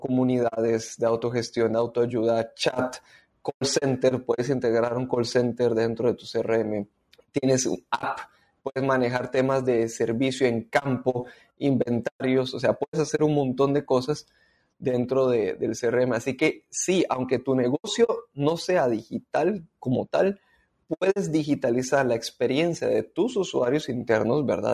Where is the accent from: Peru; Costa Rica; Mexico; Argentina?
Costa Rica; moved away as an adult; now in Panama; soy costarricense, pero en el 2012 vine a vivir a Panamá